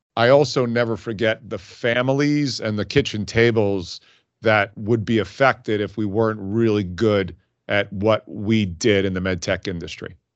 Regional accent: Hicksville, New York, United States; moved away as an adult; also born or lived in Dayton, Ohio; I grew up on Long Island in a town, believe it or not, called Hicksville.

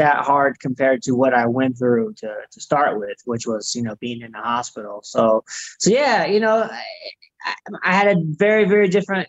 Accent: Southern California, United States; I grew up in Southern California

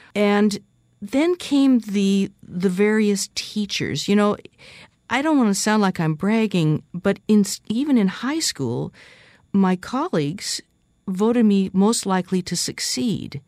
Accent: Seattle, Washington, United States; I was born and raised in West Seattle, Washington, on the beach, actually

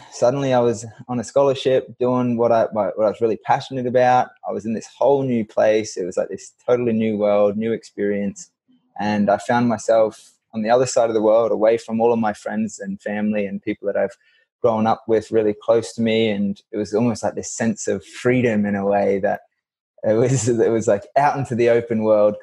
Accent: Far North Queensland, Australia; moved away as an adult; also born or lived in Milwaukee, Wisconsin; I grew up in Far North Queensland, which is a really tropical pocket of Australia

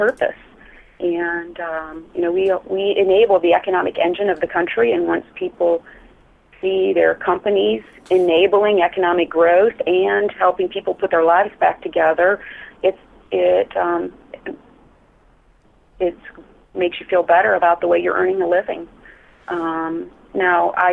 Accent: near Battle Creek, Michigan, United States; moved away; I was born and raised near Battle Creek, Michigan

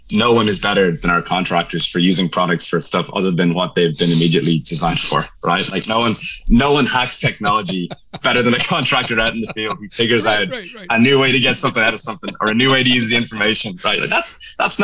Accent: Ireland; accent: Irish; moved away as an adult; also born or lived in Dublin, Ireland; now in Dallas, United States; I'm Irish, right? You can tell by my accent.

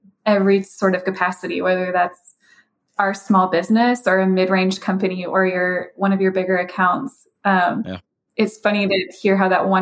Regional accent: Nashville, Tennessee, United States; also born or lived in Louisville, Kentucky; now in Richmond, United States; I'm from Nashville, but Nashville, lived in Louisville for 5 years

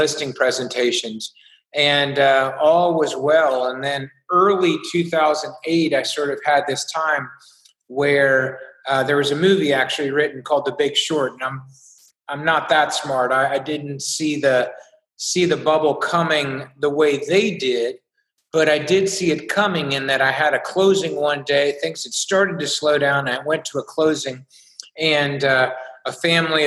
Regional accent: Beaufort, South Carolina, United States; I was from a small coastal town in South Carolina called Beaufort

